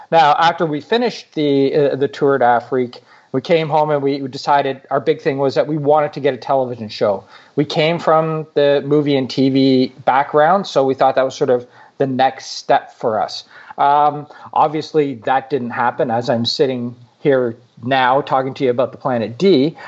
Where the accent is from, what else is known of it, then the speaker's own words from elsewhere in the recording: Canada; I'm from Canada